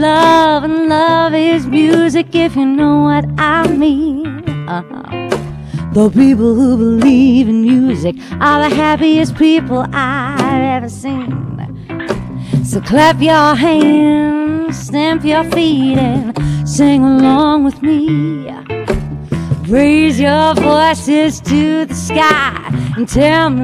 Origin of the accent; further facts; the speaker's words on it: South Africa; moved away as an adult; also born or lived in London; now in Australia; I'm South African born and bred